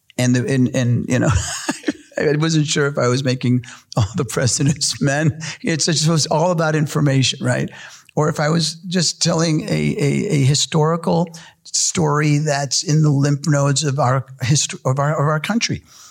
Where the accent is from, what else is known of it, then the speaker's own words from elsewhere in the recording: New York City, New York, United States; As a kid growing up in New York City, when as an Argentinian, as a Hispanic Jewish kid in New York City